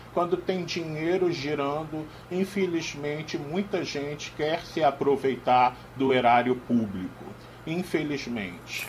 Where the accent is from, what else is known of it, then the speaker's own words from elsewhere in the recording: Rio de Janeiro, Brazil; moved away; No Rio de Janeiro, minha terra natal